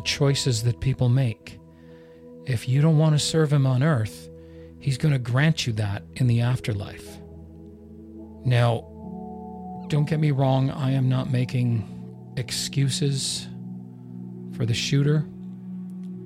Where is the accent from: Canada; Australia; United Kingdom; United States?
Canada; I'm Canadian.